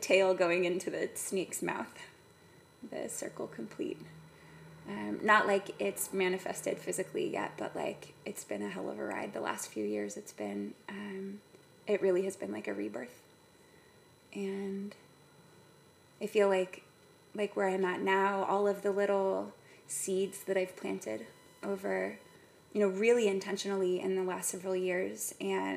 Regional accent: San Ramon, California, United States; born or raised there; also born or lived in San Francisco, California / Mill Valley, California

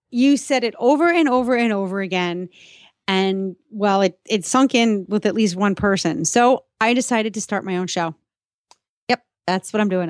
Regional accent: New York, United States; moved away as an adult; also born or lived in Boston, Massachusetts; now in south of Boston, United States; I grew up in New York. I lived for most of my adult life in Boston, you know, 20, 22 years

